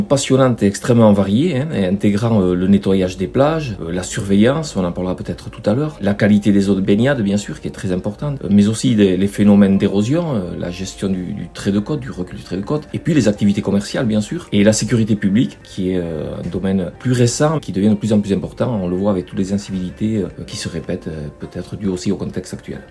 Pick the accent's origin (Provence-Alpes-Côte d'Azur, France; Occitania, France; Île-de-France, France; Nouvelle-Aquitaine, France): Nouvelle-Aquitaine, France; Bidart; J'ai grandi à Bidar, scolarisé de la maternelle au CM2